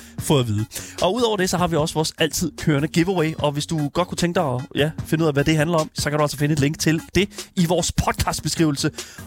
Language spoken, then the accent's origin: Danish; Horsens, Central Denmark Region, Denmark; selvom jeg er fra Horsens, så er jeg ikke fra havnen